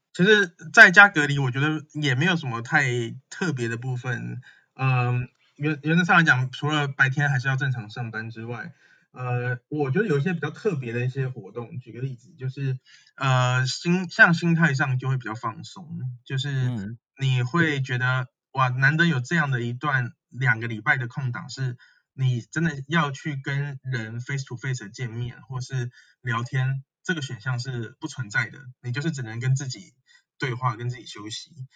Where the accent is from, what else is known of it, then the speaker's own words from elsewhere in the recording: Taiwan; now in Beijing, China; 我这次回来台湾